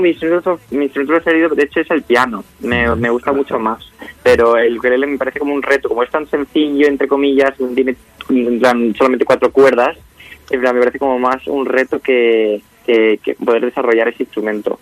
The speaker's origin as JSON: {"language": "Spanish", "region": "Extremadura", "country": "Spain", "said": "yo además soy de Extremadura"}